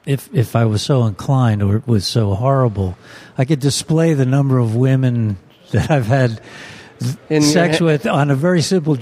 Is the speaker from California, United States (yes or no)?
no; Essex County, New Jersey, United States; moved away; I'm from New Jersey. I grew up in Essex County, about 25 miles from Manhattan, and immigrant grandparents on one side.